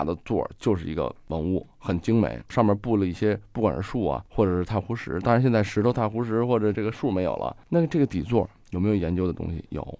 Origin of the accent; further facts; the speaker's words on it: China; 当然说了，咱们作为中国人啊，我宁可战死，不会被屈辱。